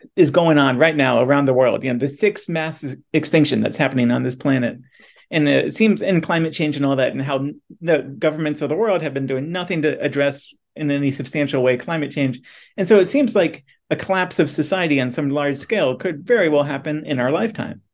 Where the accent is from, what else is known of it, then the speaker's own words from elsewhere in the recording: Midwest, United States; we're both from the Midwest